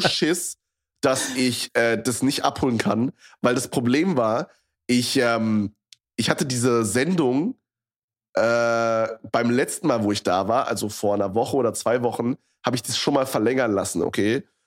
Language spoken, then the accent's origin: German; Berlin area, Germany; ich hier schon mein komplettes Leben lebe quasi. Also ich meine, ich habe nicht schon immer in Berlin direkt drin gewohnt